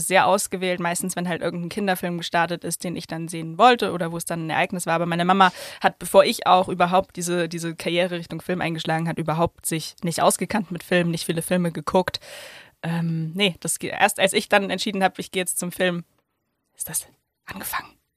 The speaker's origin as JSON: {"language": "German", "town": "Hof", "region": "Bavaria", "country": "Germany", "tie": "born or raised there", "moved": "yes", "said": "ich bin ja in Hof in Oberfranken aufgewachsen"}